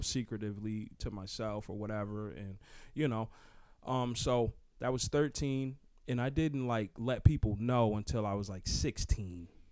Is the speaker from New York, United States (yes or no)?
yes; Newburgh, New York, United States; I'm from Newburgh, New York